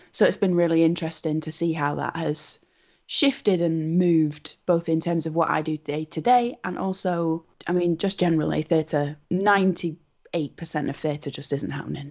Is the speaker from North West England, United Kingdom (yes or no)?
yes; Wigan, North West England, United Kingdom; my hometown of Wigan